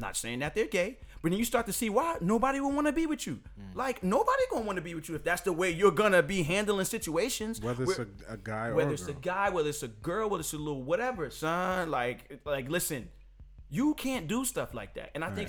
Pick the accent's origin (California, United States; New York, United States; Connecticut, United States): New York, United States; New York City; I can't talk about nowhere else because I'm just from New York City.